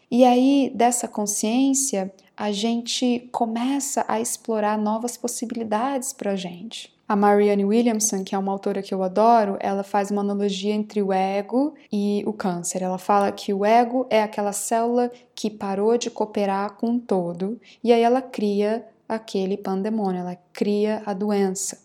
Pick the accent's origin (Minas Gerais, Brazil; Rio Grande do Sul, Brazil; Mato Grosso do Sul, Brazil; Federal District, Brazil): Mato Grosso do Sul, Brazil; Campo Grande; also born or lived in Rio de Janeiro / São Paulo; eu nasci em Campo Grande, Mato Grosso do Sul, e desde os 13 anos eu trabalho como atriz. Eu comecei a trabalhar profissionalmente numa companhia aos 13 anos